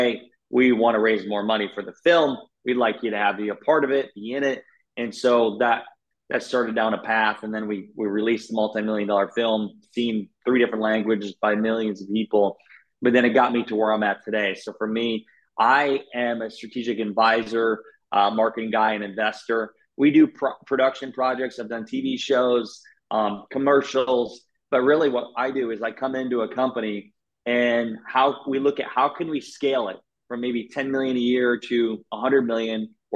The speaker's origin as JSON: {"language": "English", "town": "Garnavillo", "region": "Iowa", "country": "United States", "tie": "born or raised there", "said": "I grew up in Northeast Iowa. So from Iowa, my town was 700 people, a town called Garnavillo"}